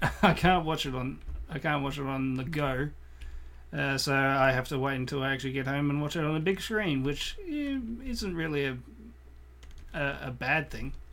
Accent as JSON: {"language": "English", "country": "Australia", "tie": "born or raised there", "said": "As a Australian growing up in the, in the nineties"}